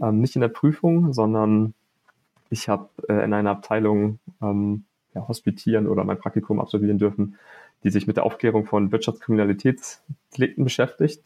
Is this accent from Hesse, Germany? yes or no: no; Hamburg, Germany; moved away; also born or lived in Münster; als Hamburger